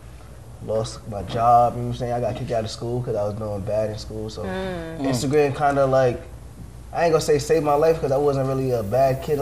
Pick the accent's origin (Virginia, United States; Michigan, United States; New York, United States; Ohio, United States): New York, United States; New York City; I'm from Queens, New York